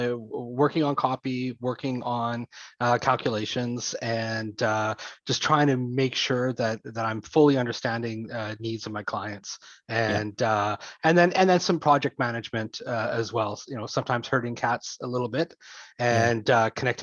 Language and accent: English; the Prairies, Canada; also born or lived in Eastern Canada; now in Langley, Canada; I was born out east, raised yeah. In the prairies, and yeah. But I've been on the coast since 93 now.